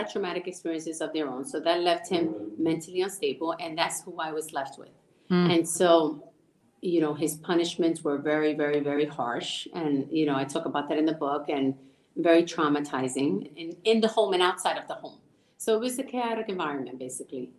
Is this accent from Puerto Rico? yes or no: yes; Puerto Rico; moved away; So we grew up in El Caserío in Puerto Rico